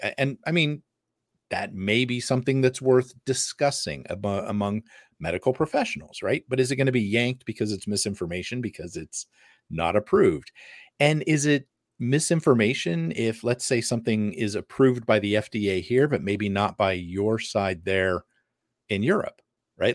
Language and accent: English; United States; I'm American